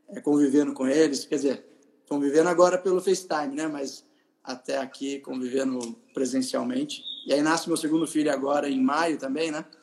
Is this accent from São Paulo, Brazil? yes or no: yes; Taubaté, São Paulo, Brazil; also born or lived in Tremembé / United States; Eu nasci em Tremembé, sou Vale Paraibano. Eu nasci em Tremembé. Eu morei eh, grande parte da minha vida em Taubaté, onde eu moro hoje, né? Então, morei até os 16 anos em Taubaté.